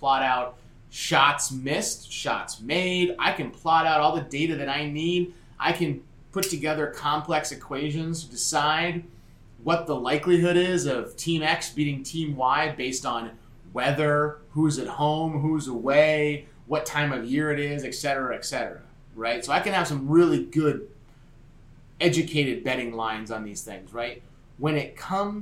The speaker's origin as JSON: {"language": "English", "region": "New Jersey", "country": "United States", "tie": "born or raised there", "said": "my home state of New Jersey now"}